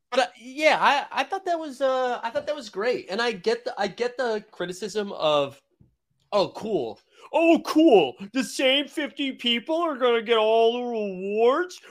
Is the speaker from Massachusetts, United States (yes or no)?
yes; Boston, Massachusetts, United States; a Bostonian and a homer